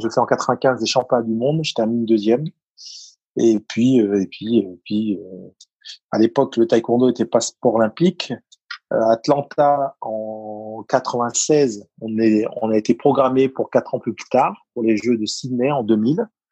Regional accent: Paris, Île-de-France, France; accent: titi parisien; moved away; also born or lived in Provence; mon accent mon titi parisien et mon accent

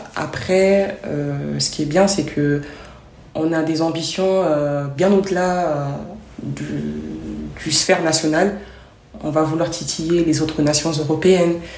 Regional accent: Trappes, Île-de-France, France; also born or lived in Côte d'Ivoire; j'ai grandi en France

